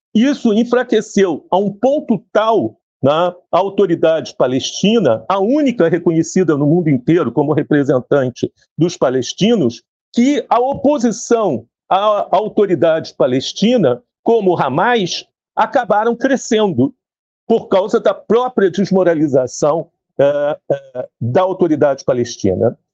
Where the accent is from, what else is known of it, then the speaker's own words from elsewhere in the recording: Brazil; Mas somos brasileiros, estávamos no Brasil